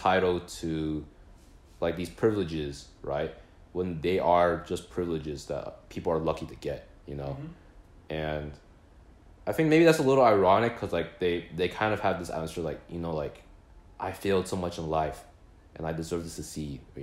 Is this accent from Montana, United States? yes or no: no; Plano, Texas, United States; moved away; we're from Plano